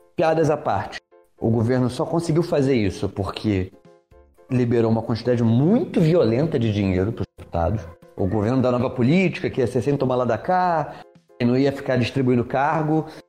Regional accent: Niterói, Rio de Janeiro, Brazil; now in Rio de Janeiro, Brazil; Eu sou de Niterói, gente, é isso aí. Eu sou do estado do Rio, não da cidade

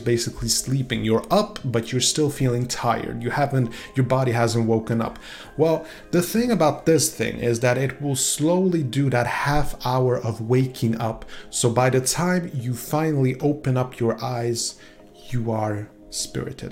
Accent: Sweden; English is a second language; i am from Sweden

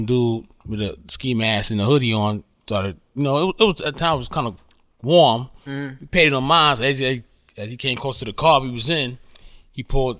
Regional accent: New York City, New York, United States; I grew up in South Jamaica, Queens, you know, in the 80s

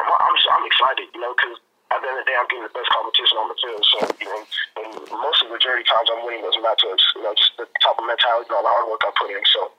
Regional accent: California, United States; also born or lived in Virginia; I was actually born in Virginia, but I grew up mostly out here in California.

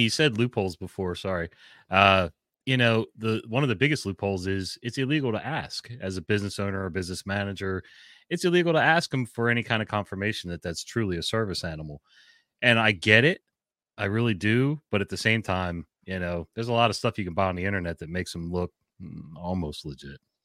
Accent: New Jersey, United States; moved away as an adult; now in Maryland, United States; I'm from Jersey originally, so I've been in Maryland twenty-two years

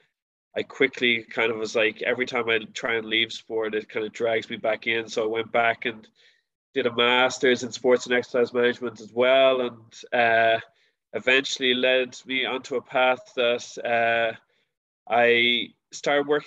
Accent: Dublin, Leinster, Ireland; I'm one of the first Dublin people, am I? So hopefully my accent's a little bit easier to understand

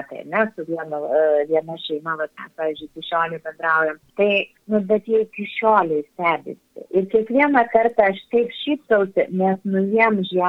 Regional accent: Lithuania; also born or lived in Brazil; mes lietuviai labai mėgstam parodyti, kaip pas mus žiemą gražu

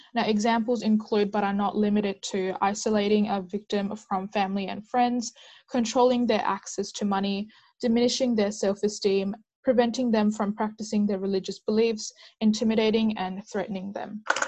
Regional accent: Perth, Western Australia, Australia; I'm a student from Perth, Western Australia

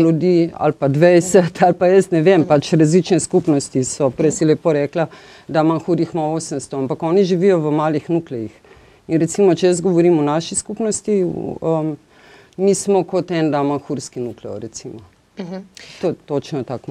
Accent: Ljubljana, Slovenia; Ljubljančanka sem

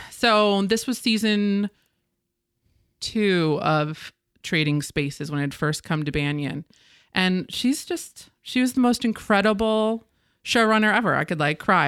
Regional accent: Ridgewood, New Jersey, United States; My Hometown of Ridgewood, New Jersey.

